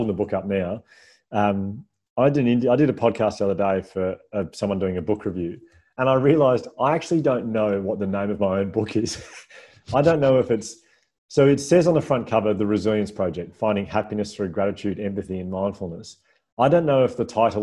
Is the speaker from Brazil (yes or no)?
no; Melbourne, Victoria, Australia; I'm from Melbourne